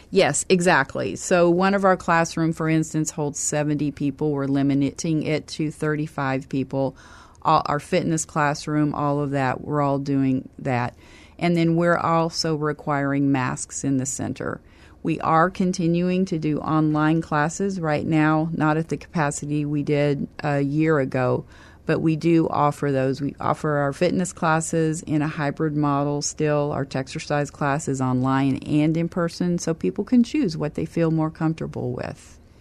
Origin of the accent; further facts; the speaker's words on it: Kansas, United States; also born or lived in Oklahoma; now in San Antonio, United States; I'm originally from Kansas